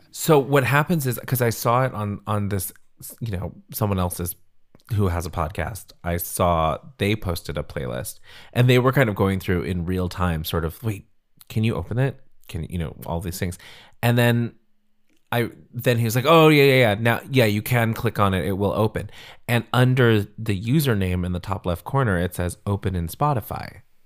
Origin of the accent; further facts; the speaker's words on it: Central California, United States; I grew up in Central California